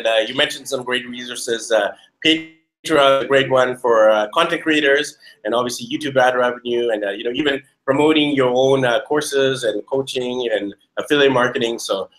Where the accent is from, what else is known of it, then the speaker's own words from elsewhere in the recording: Mexico; this episode where we're both from Mexico.